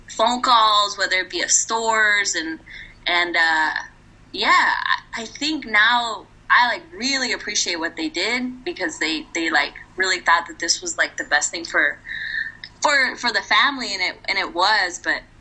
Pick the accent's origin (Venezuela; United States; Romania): United States; first language Spanish; English is a second language; I learned English very quickly. I do remember